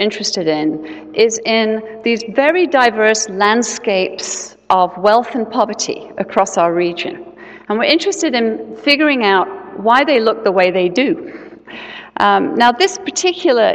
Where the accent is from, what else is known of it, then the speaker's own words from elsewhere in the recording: England, United Kingdom; now in Seattle, United States; I'm originally from England